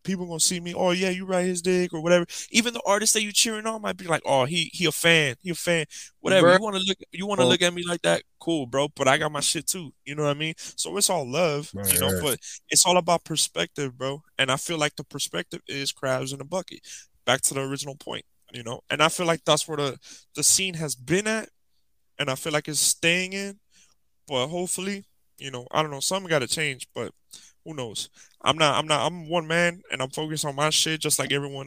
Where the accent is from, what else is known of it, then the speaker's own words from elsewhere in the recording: Miami, Florida, United States; I was from Miami